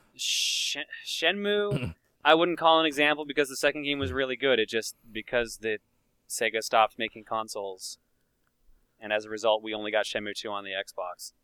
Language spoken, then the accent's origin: English; Newfoundland and Labrador, Canada; accent: Newfoundland; moved away; also born or lived in Calgary; anyone else from Newfoundland